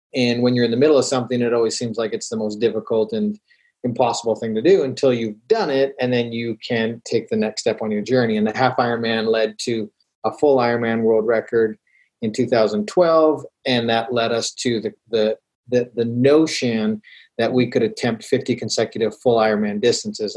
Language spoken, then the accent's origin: English; Calgary, Alberta, Canada; now in Utah, United States; I grew up in Calgary, Alberta, Canada.